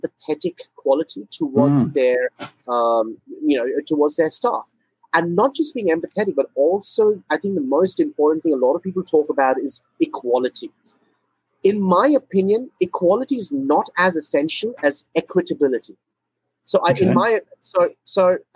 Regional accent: India; moved away as an adult; also born or lived in Singapore; I'm originally from India. I was born in India. Spent the first 17 years of my life in India.

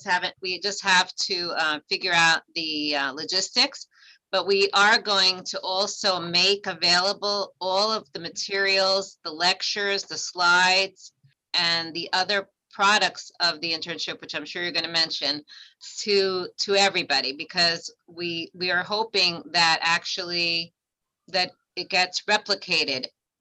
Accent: New York City, New York, United States; also born or lived in Harlem; Yep, I'm a Bronx girl originally, and I live in Harlem now. I only left for a few years to go to college. Other than that, I've been a New Yorker.

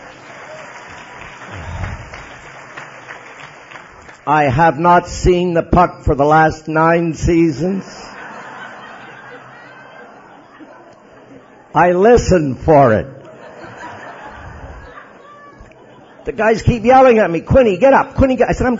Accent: Montreal, Quebec, Canada; I was born in Montreal

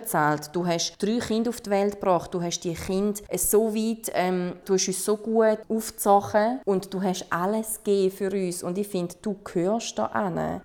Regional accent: Switzerland; Ich bin zum Beispiel in der Schweiz geboren

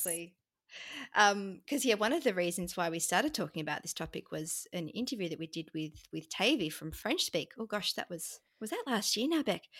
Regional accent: Australia; accent: standard Australian; first language English; being Australian

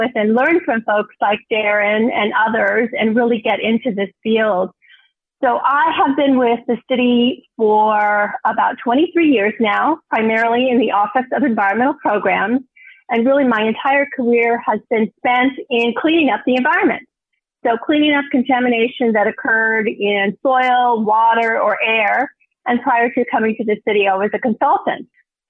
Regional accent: New Mexico, United States; I grew up really with abundance. I grew up in New Mexico with a mom who really was the best cook in the family.

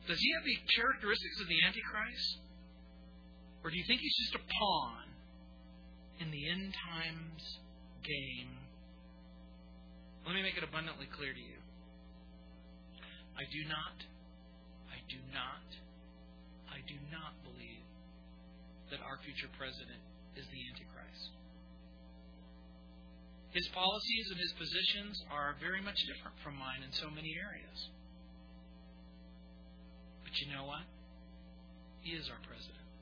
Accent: United States; and foremost a Christian. But make no mistake about it, I am an American.

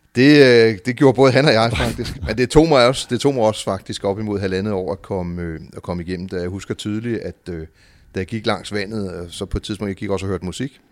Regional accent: Copenhagen, Capital Region of Denmark, Denmark; also born or lived in Nørrebro, Copenhagen; jeg er født på Nørrebro og opvokset på Amager

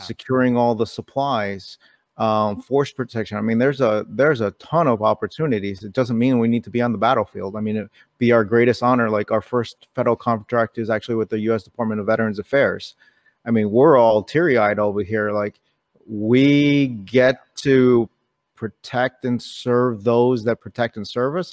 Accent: New York City, New York, United States; I was born in New York City. Someone hit my town on nine eleven.

